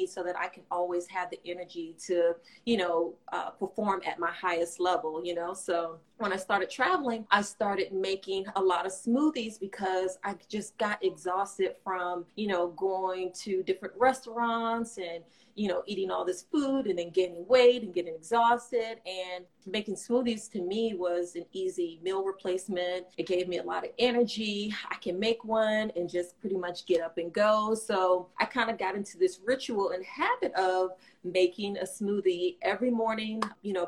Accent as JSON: {"language": "English", "region": "Florida", "country": "United States", "also_born_or_lived": "California", "moved": "yes", "lives_now": "Alexandria, United States", "said": "I am from Florida"}